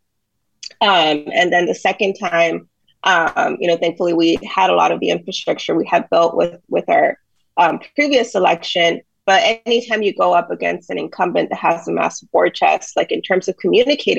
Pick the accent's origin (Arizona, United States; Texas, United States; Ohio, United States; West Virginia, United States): Texas, United States; Laredo; my hometown of Laredo